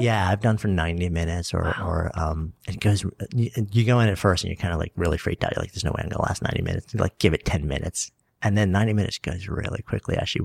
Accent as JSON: {"language": "English", "town": "Port Washington", "region": "New York", "country": "United States", "tie": "born or raised there", "lives_now": "New York City, United States", "said": "I was East Egg from the Great Gatsby, Port Washington"}